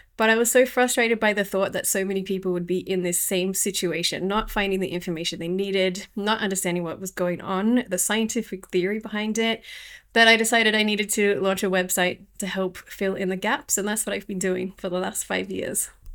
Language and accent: English; Australia; moved away as an adult; now in Ljubljana, Slovenia; I'm from Australia and I live in the tropics. I lived in the tropics there